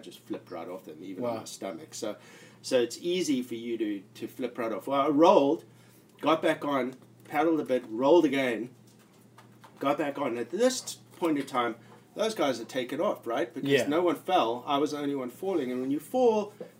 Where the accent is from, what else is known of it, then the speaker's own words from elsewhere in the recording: South Africa; moved away; I'm from South Africa and I was in the Navy